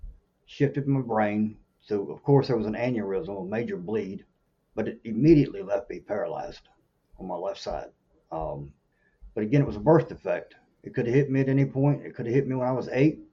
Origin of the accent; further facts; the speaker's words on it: Norfolk, Virginia, United States; moved away as an adult; now in South Carolina, United States; I grew up in Norfolk, Virginia, where there's obviously nowhere to hunt